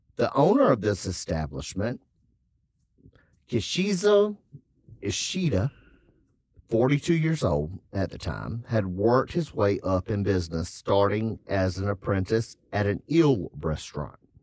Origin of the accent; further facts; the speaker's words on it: South Carolina, United States; I'm from South Carolina